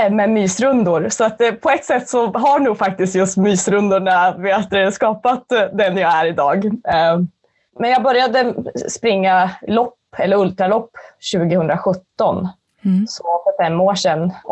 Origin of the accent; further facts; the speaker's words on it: Gävleborg County, Sweden; also born or lived in Skåne; Nej, jag är från